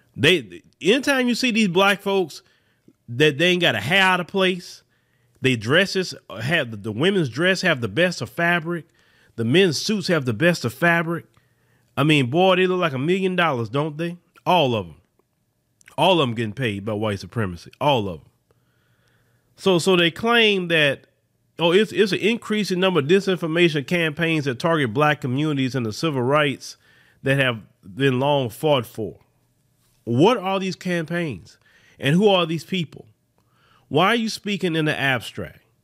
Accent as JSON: {"language": "English", "country": "United States"}